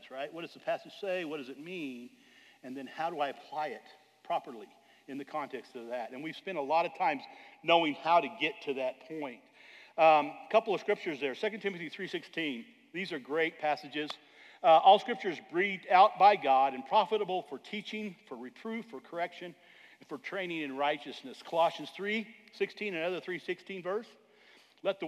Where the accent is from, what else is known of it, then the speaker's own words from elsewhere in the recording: Arizona, United States; back in the day in the 70s when I was growing up in Arizona